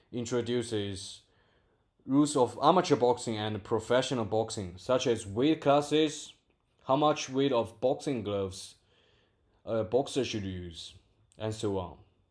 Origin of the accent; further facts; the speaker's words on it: Guiyang, Guizhou, China; English is a second language; from Guiyang, China.